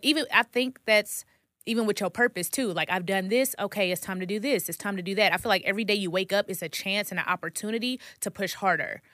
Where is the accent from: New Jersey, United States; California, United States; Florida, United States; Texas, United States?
Texas, United States; Dallas; moved away as an adult; now in Atlanta, United States; I'm from Dallas, Texas, and I drove down to Atlanta